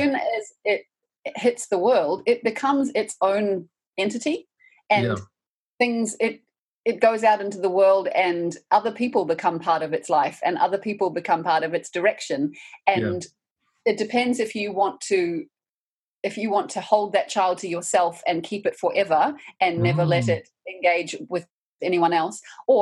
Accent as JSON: {"language": "English", "country": "New Zealand", "said": "as a New Zealander, I feel like those movies are part of my cultural heritage now"}